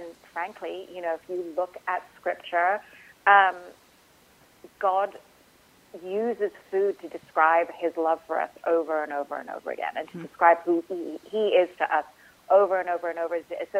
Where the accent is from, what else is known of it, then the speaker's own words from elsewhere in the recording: Dubai, United Arab Emirates; also born or lived in India; I grew up in Dubai. I grew up in a Muslim country. I had friends from all over the world. I have a Hindu first name. I'm from a country that is majority Hindu